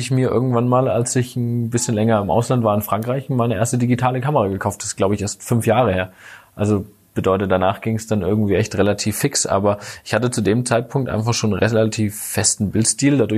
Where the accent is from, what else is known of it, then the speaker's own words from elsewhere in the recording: Bad Mergentheim, Baden-Württemberg, Germany; habe mich dann aber tatsächlich wieder für meine Heimatstadt, damals Bad Mergentheim, entschieden, weil da gefühlt so die beste Entwicklungschance war.